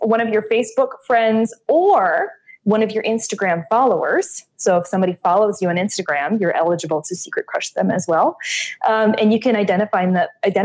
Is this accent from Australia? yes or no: no; Canada; moved away; I am Canadian